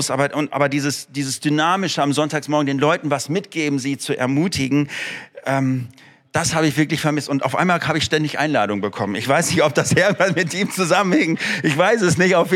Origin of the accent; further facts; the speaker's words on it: Frankfurt, Hesse, Germany; born there; also born or lived in Moers / Osnabrück / Ruhr; geboren bin ich zwar in Frankfurt, habe aber in Mörs, Osnabrück und dann im Ruhrgebiet gelebt.